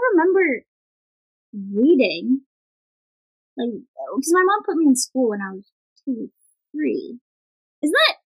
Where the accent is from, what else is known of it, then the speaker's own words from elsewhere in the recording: Philippines; English is a second language; moved away; I grew up in the Philippines, and so, English is not my native language.